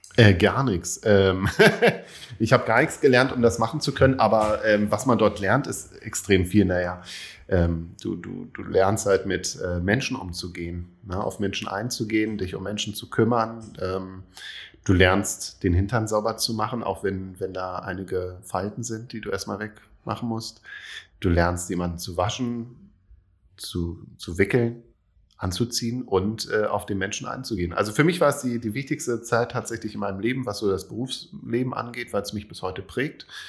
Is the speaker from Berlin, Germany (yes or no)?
yes; Berlin, Germany; ich komme aus Berlin, bin gebürtiger Berliner